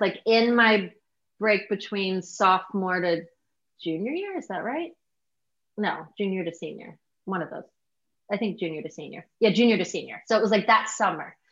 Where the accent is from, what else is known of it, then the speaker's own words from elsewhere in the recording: Virginia, United States; I'm in from the South in Virginia